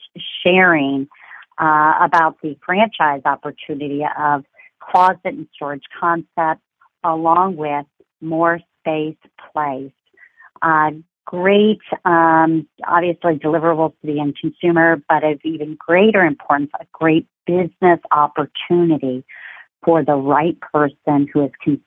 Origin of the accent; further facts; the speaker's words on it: Cincinnati, Ohio, United States; moved away; I'm from Cincinnati, Ohio